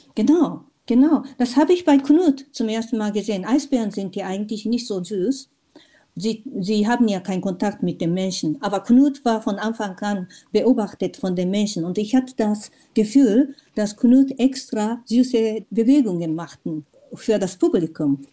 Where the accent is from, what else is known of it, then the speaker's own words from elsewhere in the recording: Japan; German is a second language; moved away as an adult; also born or lived in Tokyo; now in Germany; Meine erste Erfahrung als Kind in Japan und meine erste in Deutschland, als ich als 22-Jährige nach Deutschland kam.